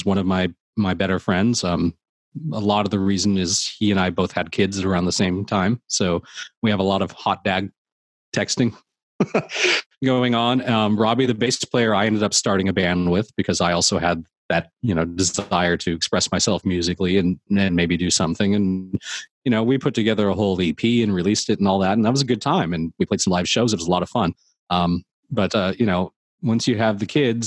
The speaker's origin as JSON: {"language": "English", "area": "Orange County", "region": "California", "country": "United States", "tie": "born or raised there", "lives_now": "Santa Monica, United States", "said": "I grew up in Orange County"}